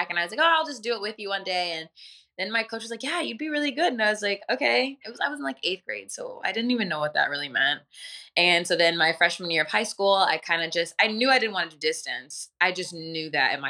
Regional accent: Northville, Michigan, United States; I was raised in Northville, Michigan, which is like a suburbs of Detroit

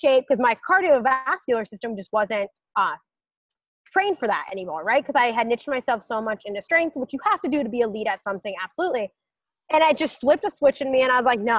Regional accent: United States; I'm an American

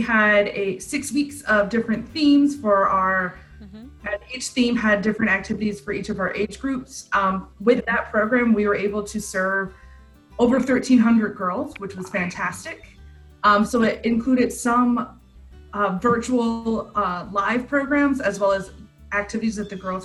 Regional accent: Pennsylvania, United States; now in New England, United States; I'm originally from Pennsylvania

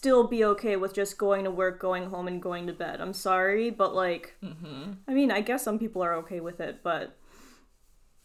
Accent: Bosnia & Herzegovina; now in United States; I'm from Bosnia, and Bosnia is a very, very small country

